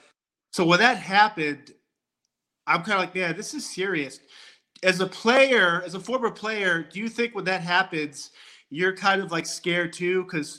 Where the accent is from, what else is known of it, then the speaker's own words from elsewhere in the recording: Boston, Massachusetts, United States; I'm from Boston, so I've always grew up a Boston Bruins fan.